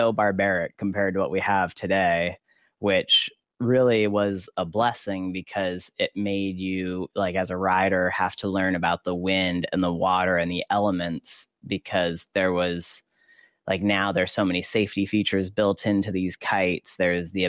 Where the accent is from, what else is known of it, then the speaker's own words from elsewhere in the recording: Maui, Hawaii, United States; I grew up here on Maui in Hawaii